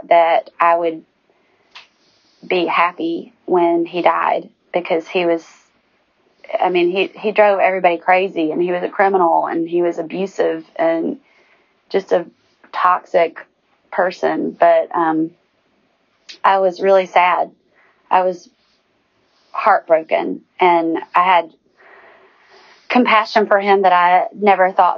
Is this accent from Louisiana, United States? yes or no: no; Lake Weiss, Northeast Alabama, United States; I grew up on Lake Weiss